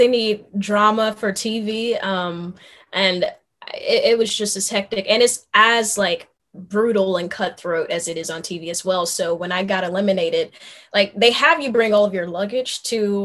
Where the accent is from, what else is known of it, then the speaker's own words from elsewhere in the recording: Memphis, Tennessee, United States; I grew up in North Memphis